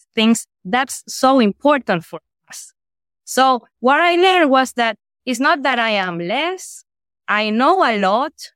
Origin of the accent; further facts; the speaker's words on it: Guayaquil, Guayas, Ecuador; I'm from Guayaquil